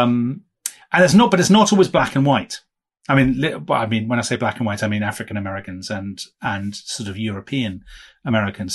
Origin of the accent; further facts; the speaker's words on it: United Kingdom; as a British visitor to California